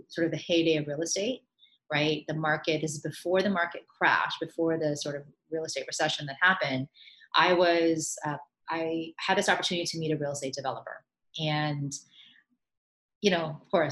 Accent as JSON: {"language": "English", "town": "Miami", "region": "Florida", "country": "United States", "tie": "born or raised there", "also_born_or_lived": "New York / India (ancestry)", "moved": "as an adult", "said": "I grew up in Miami."}